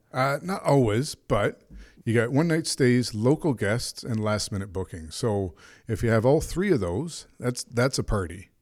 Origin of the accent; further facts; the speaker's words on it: Canada; I'm a Canadian